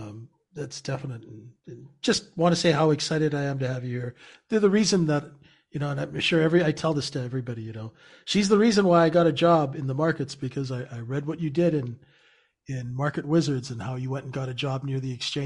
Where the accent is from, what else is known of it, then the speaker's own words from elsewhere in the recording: Canada; Cause I'm Canadian.